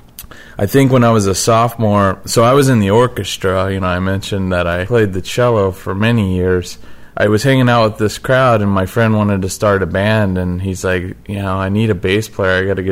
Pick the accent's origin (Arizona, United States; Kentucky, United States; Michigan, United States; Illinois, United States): Arizona, United States; Mesa; moved away; I grew up in Mesa, Arizona